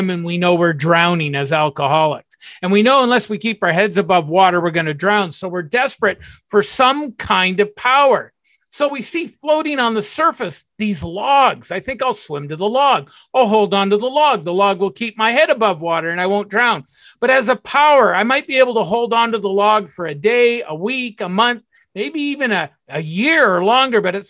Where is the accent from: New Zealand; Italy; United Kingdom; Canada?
Canada; Burlington, Ontario; also born or lived in Toronto; I moved from Toronto back to my old hometown, Burlington